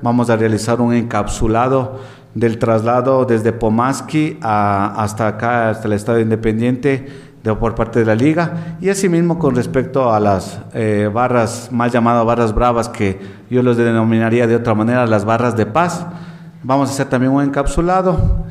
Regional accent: Ecuador; todos somos hermanos ecuatorianos

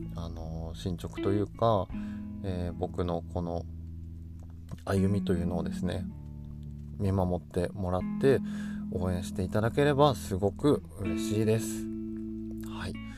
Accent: Yamagata, Japan; moved away as an adult; also born or lived in Kansai; 僕は一度山形を出て関西で生活をした後で、えー、農家になる決意をしてまた地元へ帰ってきた

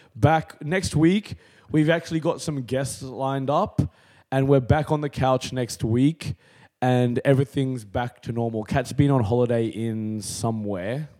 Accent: Canberra, Australian Capital Territory, Australia; growing up in Canberra

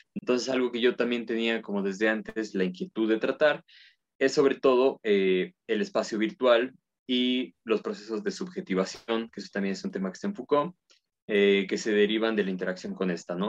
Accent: Puebla, Mexico; yo soy de Puebla y bueno, Puebla está en México, soy mexicano

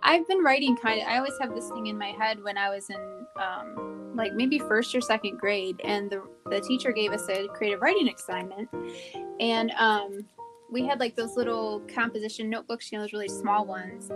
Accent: Michigan, United States; moved away as an adult; also born or lived in Tennessee / Georgia / Virginia / South Korea; I grew up in Michigan

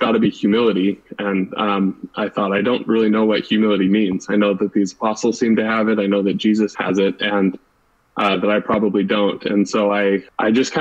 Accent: Lindon, Utah, United States; moved away as an adult; also born or lived in Ventura, California; now in Cambridge, United States; I grew up in Linden, Utah and went to Pleasant Grove High School

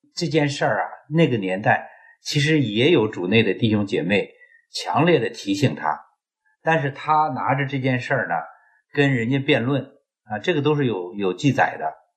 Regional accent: China

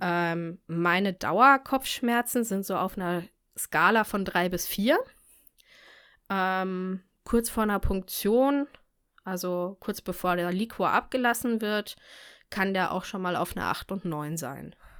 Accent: near Munich, Bavaria, Germany; Ich komme aus der Nähe von München

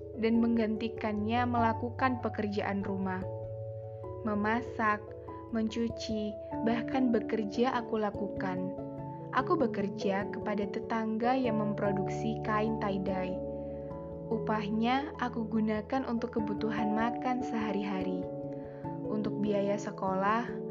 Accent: Pekalongan, Central Java, Indonesia; melanjutkan di S M A satu Pekalongan. S M A unggulan di kotaku tercinta.

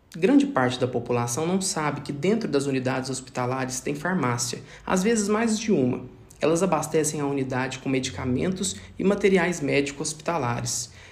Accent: Araguari, Minas Gerais, Brazil; Eu nasci em Araguari, uma pequena cidade do interior de Minas Gerais, situada no Triângulo Mineiro

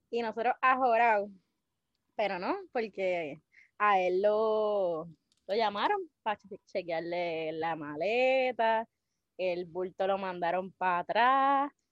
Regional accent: Naguabo, Puerto Rico; de Nahuabo, Puerto Rico, para el mundo.

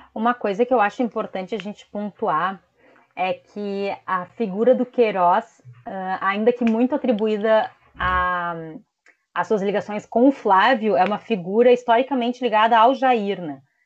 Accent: Brazil; nós, enquanto brasileiros

